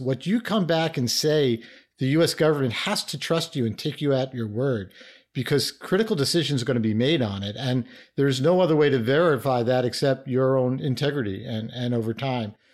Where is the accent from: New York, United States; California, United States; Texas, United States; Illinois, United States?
New York, United States; New York City; I started out as a inner city kid from New York. I grew up in the Bronx